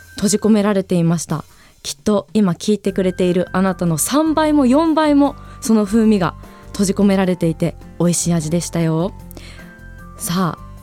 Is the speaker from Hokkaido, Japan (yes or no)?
yes; Hokkaido, Japan; 生まれてこの方北海道以外のところに住んだことがないです